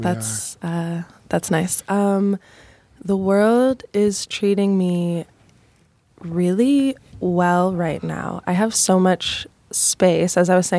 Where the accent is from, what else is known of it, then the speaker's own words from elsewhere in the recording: Chicago, Illinois, United States; I'm from Chicago.